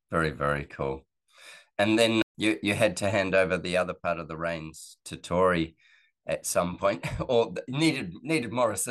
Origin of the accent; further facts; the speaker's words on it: California, United States; now in Fort Collins, United States; yeah, we're from California.